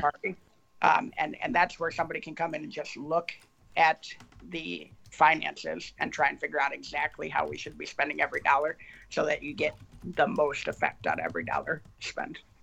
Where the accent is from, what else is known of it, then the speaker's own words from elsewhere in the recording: Ann Arbor, Michigan, United States; I was a conservative Republican growing up in Ann Arbor, Michigan very, very liberal town